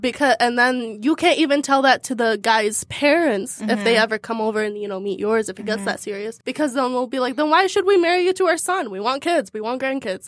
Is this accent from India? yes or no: no; Baghdad, Baghdad Governorate, Iraq; I am from Baghdad, Iraq